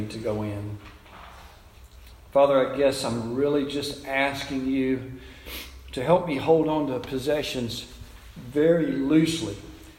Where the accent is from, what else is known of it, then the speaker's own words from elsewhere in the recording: United States; I was born white here in America and into a loving family